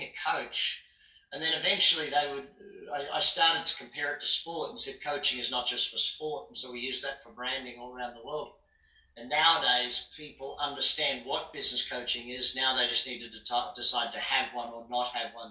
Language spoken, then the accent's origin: English; Brisbane, Queensland, Australia; moved away as an adult; now in United States; I grew up in Brisbane.